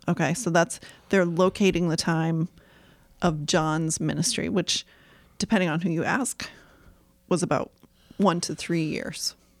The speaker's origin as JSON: {"language": "English", "town": "Topsham", "region": "Maine", "country": "United States", "tie": "born or raised there", "said": "Topsom, Maine"}